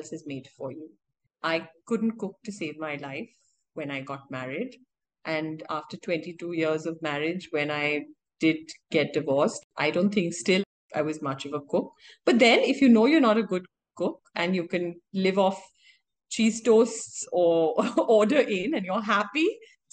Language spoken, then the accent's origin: English; India; I'm an Indian, yes, I'm a woman, and yes, I'm an architect.